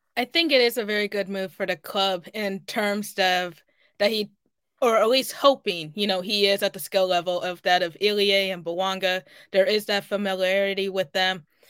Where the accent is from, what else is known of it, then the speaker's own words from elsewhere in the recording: Kansas City, Missouri, United States; my hometown